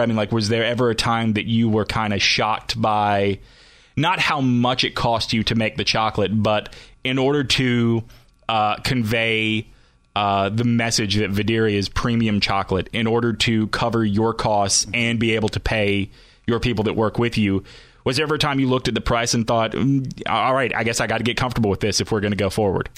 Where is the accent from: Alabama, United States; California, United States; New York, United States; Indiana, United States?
Alabama, United States; moved away; I grew up in Alabama, so a lot of friends and family still down there.